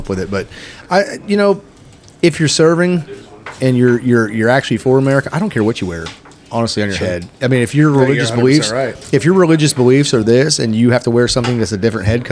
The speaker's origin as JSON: {"language": "English", "region": "Florida", "country": "United States", "tie": "born or raised there", "said": "I grew up with Puerto Ricans in Florida."}